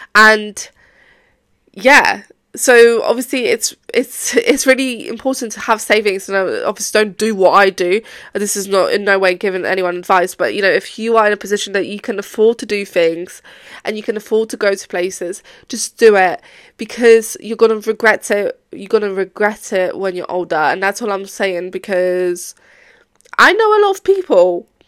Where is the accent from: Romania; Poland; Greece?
Poland; now in England, United Kingdom; Well, obviously I've been abroad. I came from Poland to England, but that's not the point.